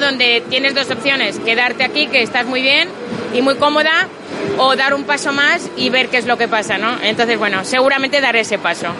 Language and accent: Spanish; Catalonia, Spain; yo soy catalana